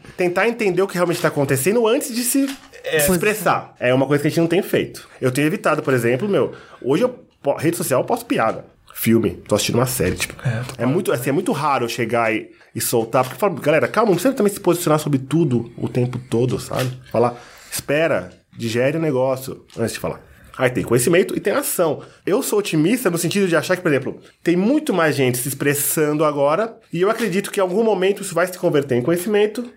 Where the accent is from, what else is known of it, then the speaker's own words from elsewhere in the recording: Osasco, São Paulo, Brazil; Eu cresci na favela em Osasco.